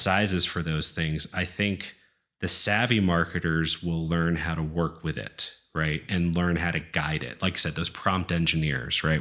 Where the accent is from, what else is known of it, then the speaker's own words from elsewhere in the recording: East Coast, United States; moved away; I'm from the East Coast originally